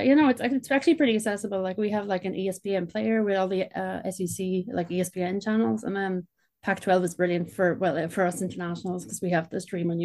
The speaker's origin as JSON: {"language": "English", "country": "Ireland", "said": "I'm from Ireland."}